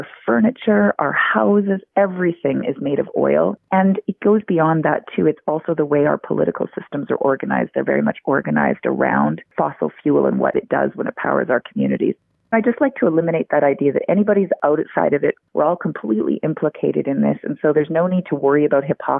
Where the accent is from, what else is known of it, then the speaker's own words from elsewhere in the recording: Alberta, Canada; I'm actually from Alberta originally, and now I teach at the University of Alberta